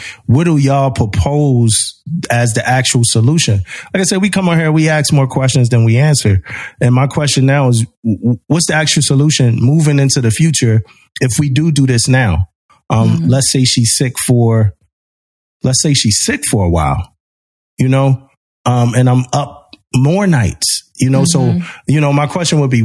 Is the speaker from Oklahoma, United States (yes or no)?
no; Philadelphia, Pennsylvania, United States; I was young, you know, growing up in Philly, like it's different